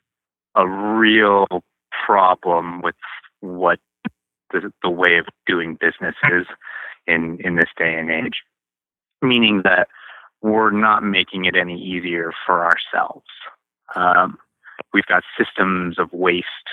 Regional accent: Spokane, Washington, United States; also born or lived in Bellingham; I was born here in Spokane. I was born on this farm that I'm now operating, but I didn't stay here. I moved to Bellingham to go to college

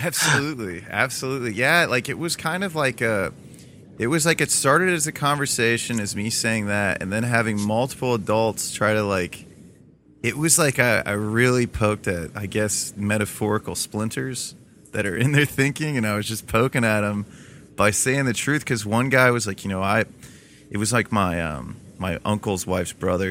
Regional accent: Toledo, Ohio, United States; I'm from Toledo, Ohio, which is still very much so blue collar

